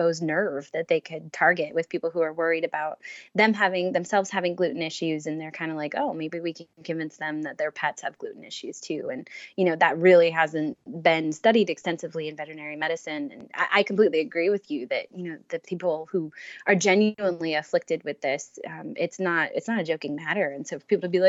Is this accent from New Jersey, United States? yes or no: yes; New Jersey, United States; I'm from New Jersey